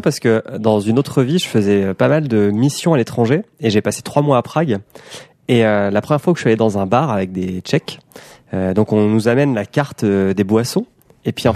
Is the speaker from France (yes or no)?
yes; Caen, Normandy, France; moved away; je suis normand à la base